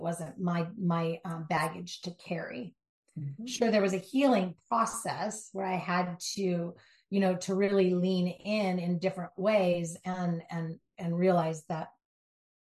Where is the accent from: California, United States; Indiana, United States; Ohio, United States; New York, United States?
California, United States; Southern; Born and raised in Southern California, driving the LA streets